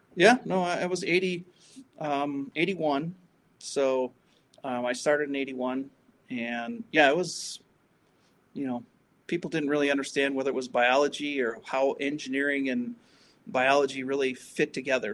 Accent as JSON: {"language": "English", "town": "Milwaukee", "region": "Wisconsin", "country": "United States", "tie": "born or raised there", "said": "I grew up in Milwaukee, Wisconsin"}